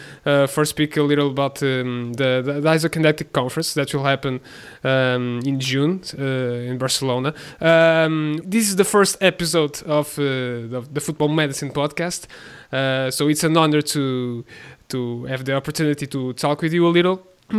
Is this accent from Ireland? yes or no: no; Portugal; I'm a physiotherapist from Portugal